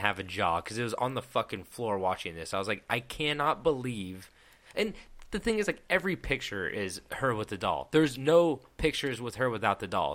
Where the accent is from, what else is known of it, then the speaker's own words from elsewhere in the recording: Petaluma, California, United States; I'm from Petaluma